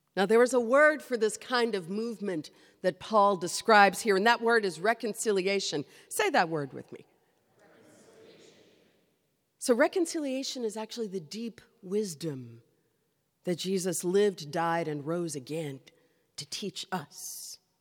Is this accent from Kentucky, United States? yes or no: yes; Kentucky, United States; I grew up in Kentucky